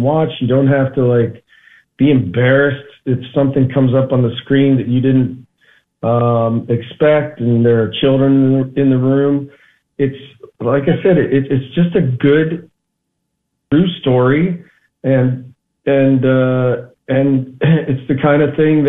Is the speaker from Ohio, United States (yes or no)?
yes; northeast Ohio, United States; now in Los Angeles, United States; I grew up in Ohio, the northeast part of Ohio